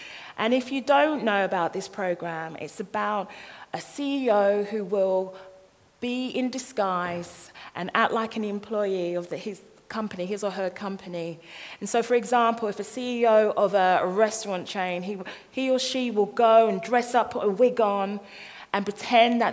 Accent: London, United Kingdom; I'm from this little place in Croydon. It's called Thornton Heath

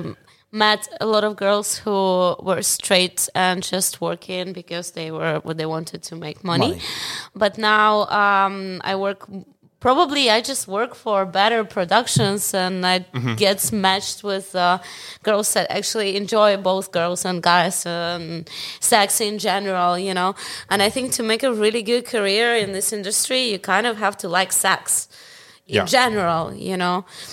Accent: Ukraine; Ukrainian, I know because I live in Ukraine. I grew up in Ukraine.

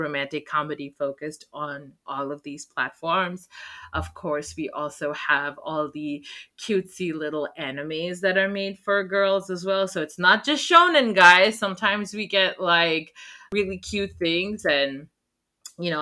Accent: Oman; I grew up in Oman.

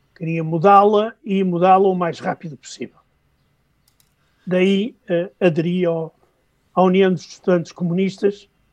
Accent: Norte, Portugal; accent: northern Portuguese; moved away as an adult; also born or lived in Moscow, Russia; trocando os Vs pelos Bs, como acontece no meu português do Norte

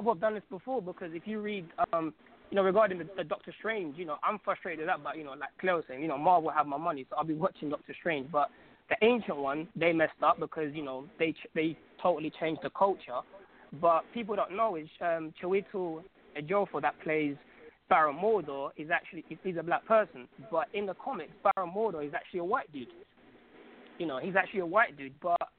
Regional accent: Algeria; I'm from Algeria, I'm from North Africa, so I get to see people of my color

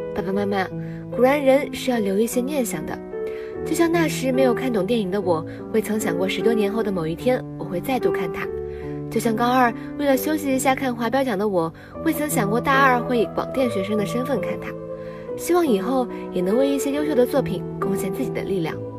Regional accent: Chengdu, Sichuan, China; moved away as an adult; now in Nanjing, China; 来自四川成都。 我在南京大学距离我的家乡一千六百七十公里

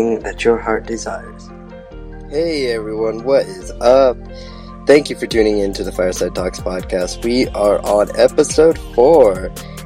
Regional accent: Nampa, Idaho, United States; also born or lived in Boise, Idaho; now in Lawrenceburg, Tennessee, United States; I was raised in the suburb area of Nampa, Idaho, just right outside of Nampa

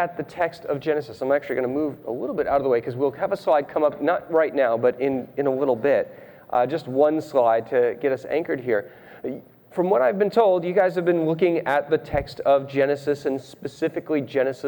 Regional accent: Rhode Island, United States; I grew up in Rhode Island.

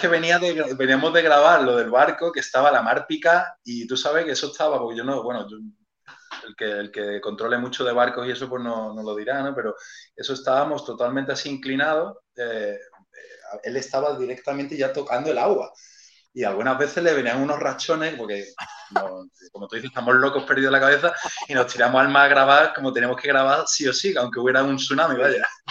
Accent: Málaga, Andalusia, Spain; yo soy de Málaga capital, del barrio de Welling

